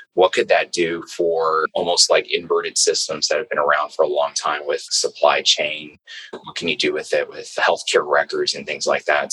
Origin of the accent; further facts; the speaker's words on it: New York City, New York, United States; I was born and raised in New York, uh, Brooklyn